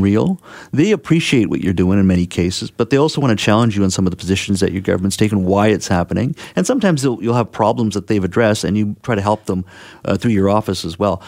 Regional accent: Williams Lake, British Columbia, Canada; my hometown of Williams Lake

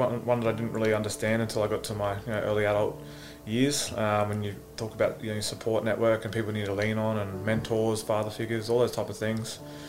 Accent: Gold Coast, Queensland, Australia; Yeah, a couple of teams, Parker Sharks, Mudrabar Redbacks and the Burley Bears.

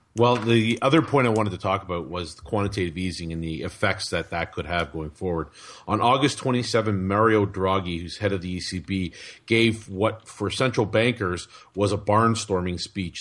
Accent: Canada; as a Canadian

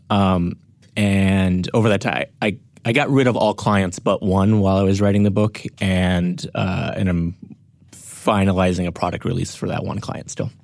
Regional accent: North Dakota, United States; born or raised there; moved away; also born or lived in Grand Forks, North Dakota

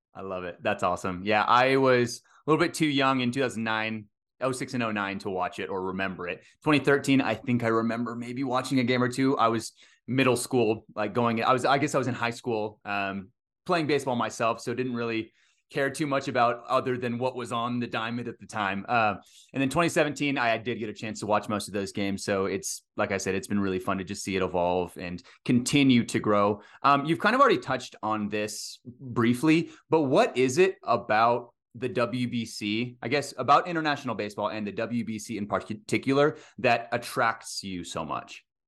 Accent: Texas, United States; I grew up in Texas, played baseball all the way through high school

